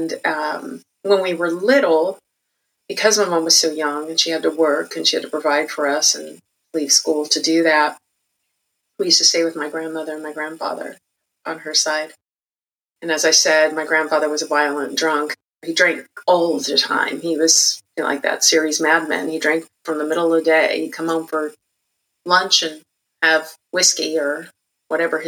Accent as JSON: {"language": "English", "town": "Santa Barbara", "region": "California", "country": "United States", "tie": "born or raised there", "said": "I was born and raised in Santa Barbara, California"}